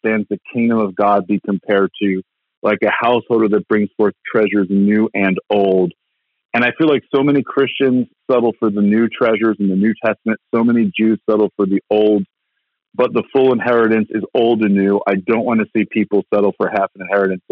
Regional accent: New Jersey, United States; I grew up in the Holy Land, New Jersey

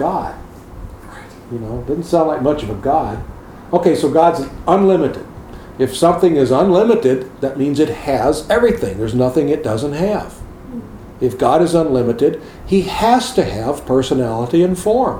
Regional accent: United States; in America, we're conditioned to drive on the right side of the road

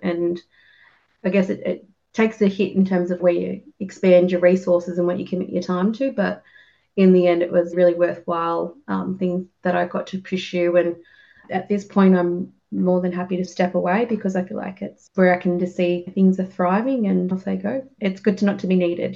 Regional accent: Griffith, New South Wales, Australia; I grew up in Griffith and around like surrounding areas

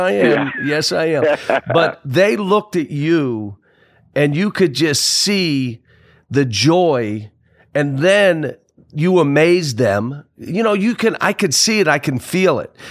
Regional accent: Pittsburgh, Pennsylvania, United States; I grew up in Pittsburgh

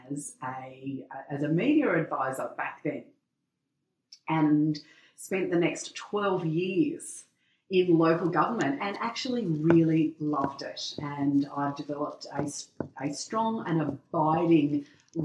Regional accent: Lithgow, New South Wales, Australia; also born or lived in Bathurst / Sydney / Central Coast; my hometown of Lithgow near the Blue Mountains in New South Wales

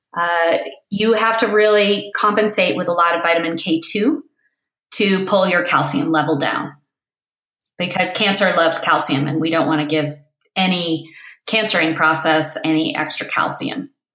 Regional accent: East Coast, United States; moved away; also born or lived in Crested Butte, Colorado; I was born on the East Coast

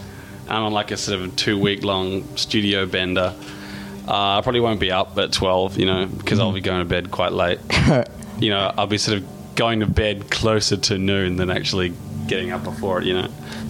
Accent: Perth, Western Australia, Australia; I'm from Perth, Australia

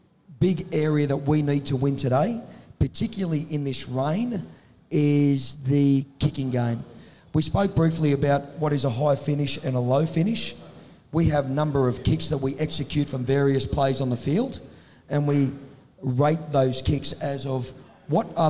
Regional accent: Tamworth, New South Wales, Australia; I come from Tamworth

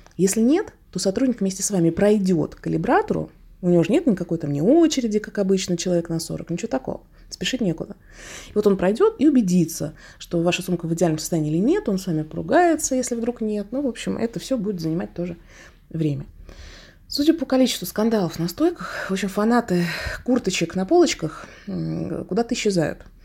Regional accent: Russia; как опытный россиянин

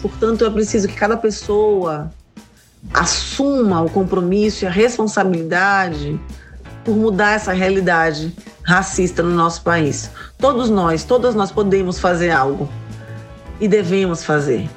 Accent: Salvador, Bahia, Brazil; Eu sou solteropolitana raiz, nascida e criada em Salvador

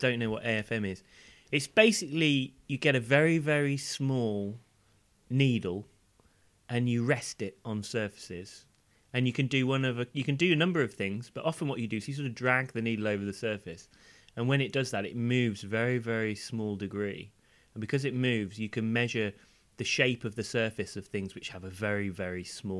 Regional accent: Wales, United Kingdom; born there; You'll also notice that my accent is not of the Welsh variety.

